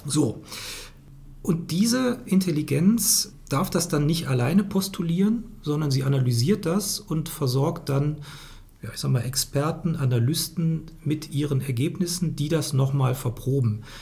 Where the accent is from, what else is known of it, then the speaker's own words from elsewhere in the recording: Cologne, North Rhine-Westphalia, Germany; als Kölner